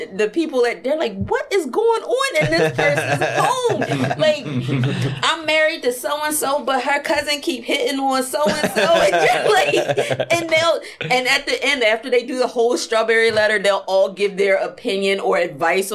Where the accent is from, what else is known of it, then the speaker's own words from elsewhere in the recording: Philadelphia, Pennsylvania, United States; I'm from Southwest Philadelphia